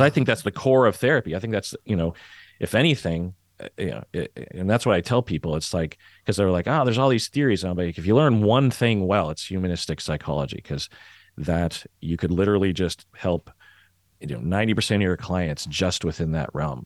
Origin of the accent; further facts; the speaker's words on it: Seattle, Washington, United States; I'm from Seattle